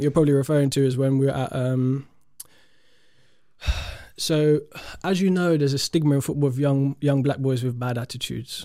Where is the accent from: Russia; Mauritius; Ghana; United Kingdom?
United Kingdom; London; I'm from South London